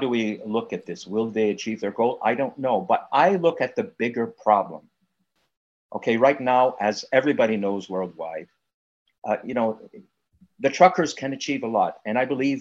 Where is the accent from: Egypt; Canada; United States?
Canada; I'm a Canadian